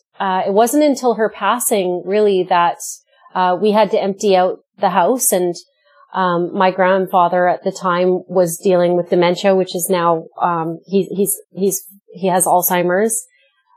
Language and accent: English; Vancouver, British Columbia, Canada; I grew up in Metro Vancouver, and so I was raised